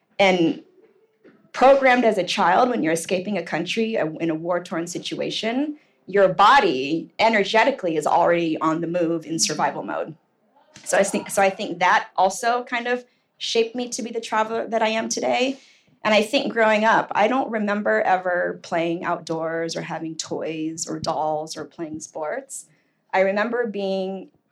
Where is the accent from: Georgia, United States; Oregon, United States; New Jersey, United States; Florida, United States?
Oregon, United States; Portland; born or raised there; moved away as an adult; also born or lived in New York